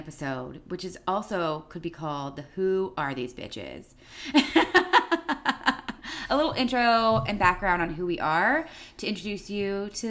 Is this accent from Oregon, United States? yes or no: yes; Oregon, United States; also born or lived in Denver / Toronto / Italy / France; I am a 33-year-old cat mom based in Portland, Oregon. I'm an Oregonian born and bred, but I just spent some time living in Denver and then Toronto. And I also lived abroad in college in Italy and in France.